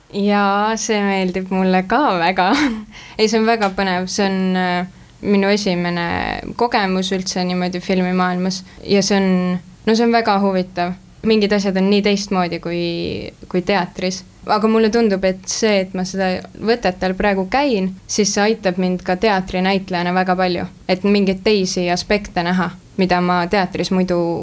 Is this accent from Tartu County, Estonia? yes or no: yes; Tartu, Tartu County, Estonia; moved away as an adult; now in Tallinn, Estonia; ma olengi Tartust pärit. nii et ma läksingi Tallinnasse alles siis, kui ma lavakasse sisse sain